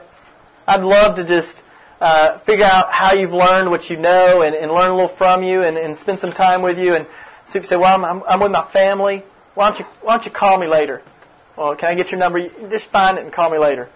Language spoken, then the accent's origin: English; Kentucky, United States; now in Memphis, United States; I'm actually from Kentucky originally, if anybody's from Kentucky, but I'm living in Memphis, Tennessee for the past 12 years